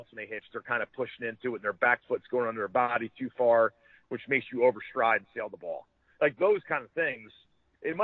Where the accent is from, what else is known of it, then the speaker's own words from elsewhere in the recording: Ocean Township, New Jersey, United States; my next-door neighbor growing up in Ocean Township